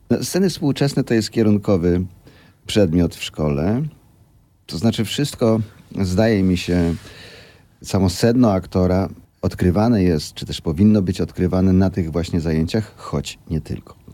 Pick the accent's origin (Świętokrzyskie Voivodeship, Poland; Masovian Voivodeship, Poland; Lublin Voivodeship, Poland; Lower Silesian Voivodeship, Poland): Lower Silesian Voivodeship, Poland; Ja pochodzę z Dolnego Śląska.